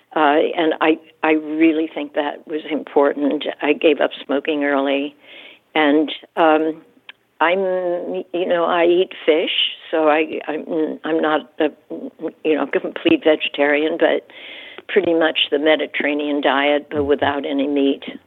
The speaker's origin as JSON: {"language": "English", "town": "Pittsburgh", "region": "Pennsylvania", "country": "United States", "tie": "born or raised there", "also_born_or_lived": "New York City", "moved": "as an adult", "said": "I came to New York City, you know, from Pennsylvania. I grew up near Pittsburgh, but grew up, you know, in the suburbs"}